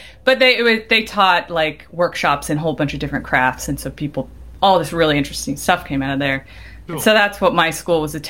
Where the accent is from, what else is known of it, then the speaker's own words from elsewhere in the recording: Kansas City, Kansas, United States; moved away as an adult; also born or lived in Minnesota; I grew up in Kansas City, Kansas side, and I went to University of Minnesota for architecture.